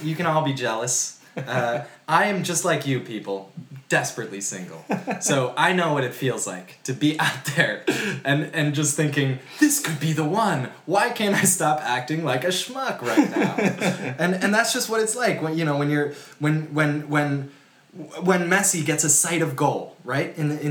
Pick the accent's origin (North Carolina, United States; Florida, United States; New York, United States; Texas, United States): New York, United States; New York City; We're from New York City. Sorry if you didn't grow up with that narrative.